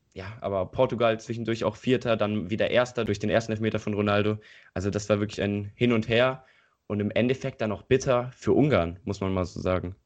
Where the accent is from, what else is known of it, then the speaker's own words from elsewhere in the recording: Eifel, Germany; Hier in der Eifel, wo ich herkomme